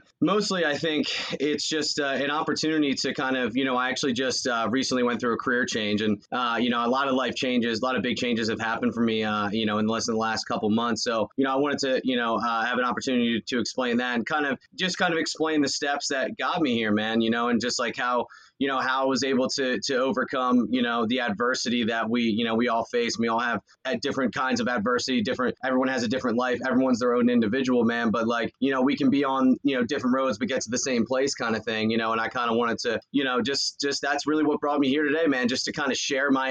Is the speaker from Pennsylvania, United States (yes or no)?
yes; Doylestown, Pennsylvania, United States; I grew up in Bucks County, Pennsylvania. So Doylestown